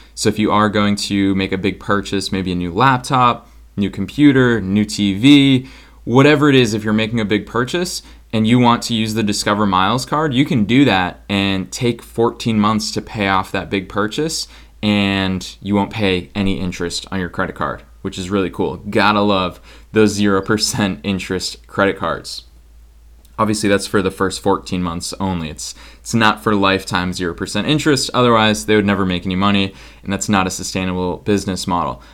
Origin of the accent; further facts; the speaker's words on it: Boston, Massachusetts, United States; moved away as an adult; now in Los Angeles, United States; I'm coming at you from Boston, Massachusetts, my hometown where I grew up, lived here my entire life before I moved to Los Angeles this year